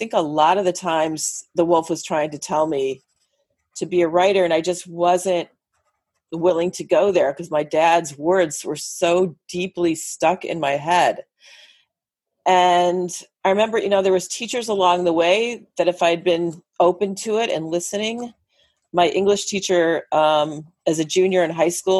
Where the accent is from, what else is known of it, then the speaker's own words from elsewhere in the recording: Northern Illinois, United States; moved away as an adult; now in Los Angeles, United States; where we grew up in Illinois